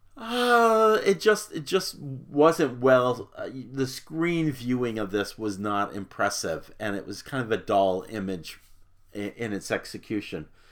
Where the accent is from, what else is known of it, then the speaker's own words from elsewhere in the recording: Arizona, United States; moved away as an adult; also born or lived in Little Rock / Dallas; now in Florida, United States; I was from Arizona